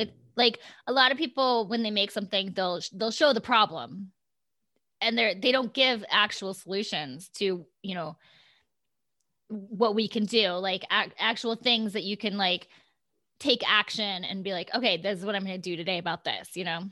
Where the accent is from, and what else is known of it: Iowa, United States; born or raised there; now in California, United States